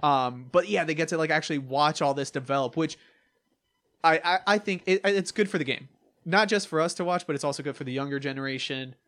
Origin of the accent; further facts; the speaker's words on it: New York, United States; I'm from New York